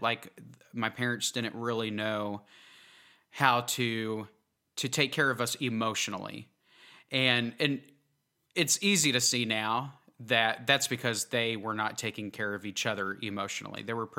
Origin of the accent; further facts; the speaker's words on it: Oklahoma, United States; also born or lived in New Jersey; So I was born in New Jersey, actually, and I still have a lot of family up there. My dad was in the Air Force, so we actually ended up moving to Oklahoma when I wasn't even 1 year old, I think.